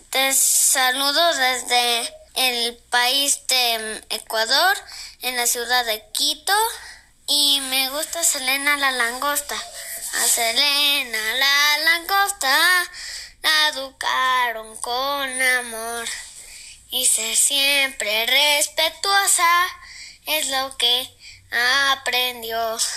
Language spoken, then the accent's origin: Spanish; Chile; now in Santiago, Chile; De Chile soy y de Santiago vivo yo.